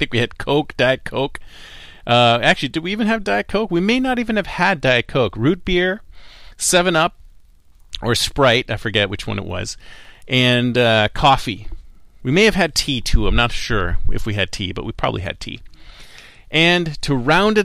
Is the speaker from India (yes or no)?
no; Canada; also born or lived in Toronto; now in Silicon Valley, United States; I am Canadian, you must have heard an A and an aboot every now and then